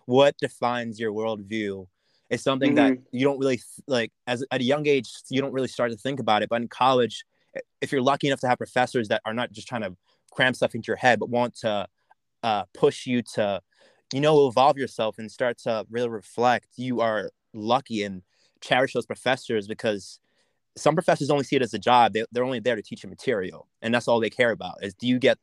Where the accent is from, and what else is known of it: York, Pennsylvania, United States; born or raised there; accent: American; also born or lived in St. Thomas, Jamaica